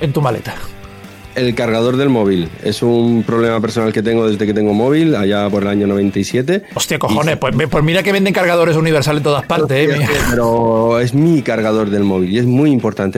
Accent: Region of Murcia, Spain; soy murciano

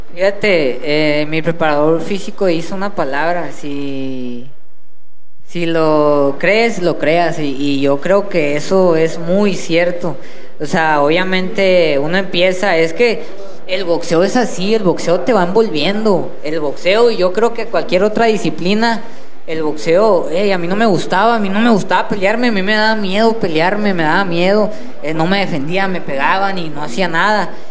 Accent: Monterrey, Nuevo León, Mexico; yo soy de Monterrey, soy de Santa

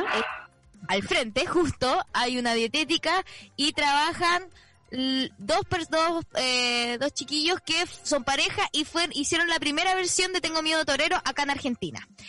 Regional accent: Chile; Ya siento que soy como más chilena

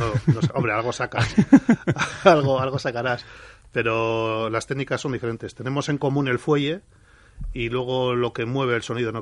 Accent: Bilbao, Basque Country, Spain; yo soy de Recalde, un barrio

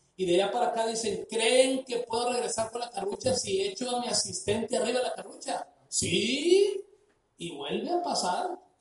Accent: Sinaloa, Mexico; Somos mexicanos, se nota que somos mexicanos, somos sinaloenses, pues se nota que somos de Sinaloa

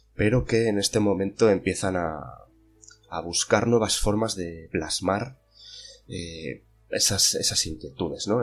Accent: Zamora, Castile and León, Spain; más de mi tierra, de Zamora

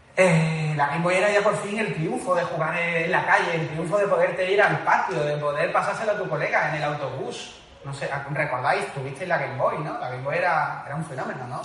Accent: Seville, Andalusia, Spain; que somos sevillanos

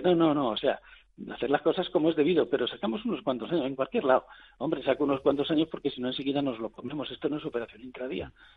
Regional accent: Spain; soy español

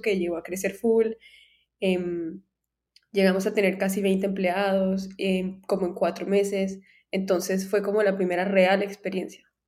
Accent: Cartagena, Bolívar, Colombia; now in United States; yo vivía en Cartagena, yo crecí en Cartagena

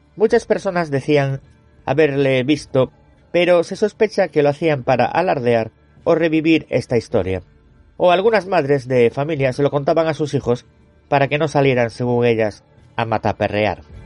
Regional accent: Galicia, Spain; yo soy gallego

